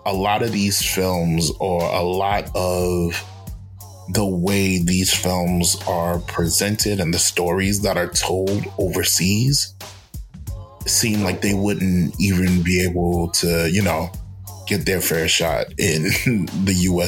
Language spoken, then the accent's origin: English; New York, United States; we grew up in New York